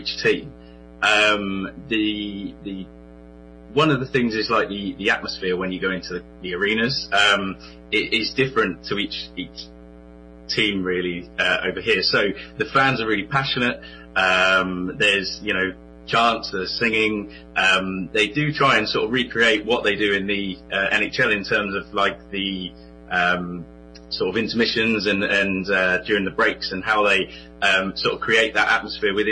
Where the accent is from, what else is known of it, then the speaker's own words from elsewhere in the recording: Portsmouth, South East England, United Kingdom; I'm from England, in Portsmouth